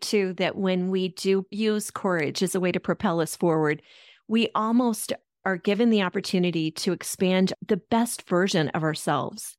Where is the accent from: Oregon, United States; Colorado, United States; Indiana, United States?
Colorado, United States; Denver; I'm from Denver originally